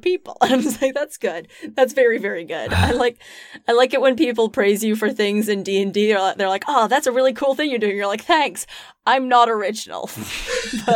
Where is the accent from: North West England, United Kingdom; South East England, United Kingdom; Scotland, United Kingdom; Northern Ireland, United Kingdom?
Scotland, United Kingdom; I'm from Scotland